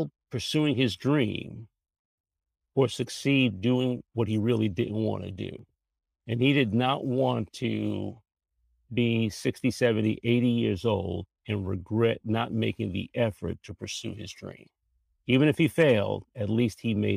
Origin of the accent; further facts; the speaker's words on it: New York City, New York, United States; moved away as an adult; now in Washington, D.C., United States; I'm from New York originally. I'm a Bronx boy, born and raised in the Bronx. Made my way to the D.C. area over 40 years ago.